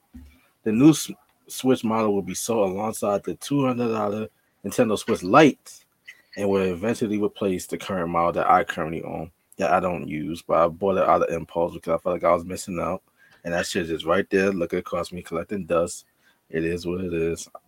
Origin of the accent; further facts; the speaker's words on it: New York, United States; I'm a New Yorker